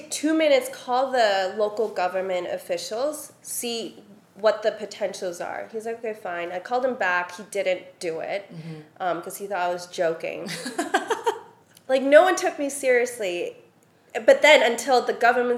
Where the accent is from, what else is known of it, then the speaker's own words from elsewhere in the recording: Hong Kong; moved away as an adult; also born or lived in Shanghai / Paris; we grew up in Hong Kong together, but I moved to Shanghai and Paris